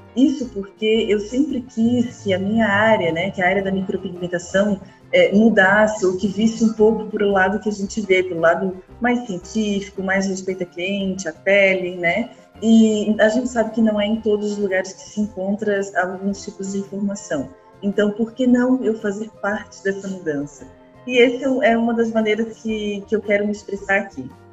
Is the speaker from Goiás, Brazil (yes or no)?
no; Florianópolis, Santa Catarina, Brazil; Eu de Florianópolis não, não tem como não ter esse meu sotaque